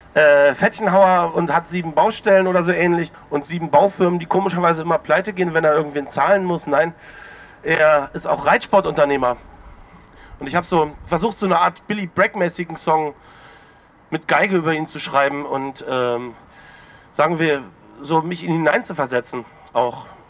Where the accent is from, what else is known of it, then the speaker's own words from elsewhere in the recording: East Germany, Germany; als Ossi